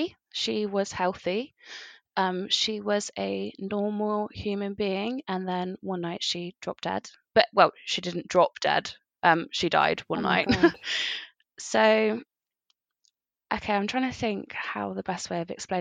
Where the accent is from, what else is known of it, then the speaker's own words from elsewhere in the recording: Somerset, South West England, United Kingdom; now in Bristol, United Kingdom; I'm from Somerset. I currently live in Bristol.